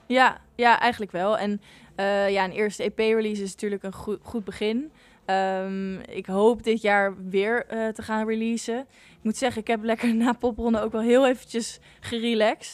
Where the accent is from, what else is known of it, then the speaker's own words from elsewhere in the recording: The Hague, South Holland, Netherlands; ik kom zelf uit Den Haag en omstreken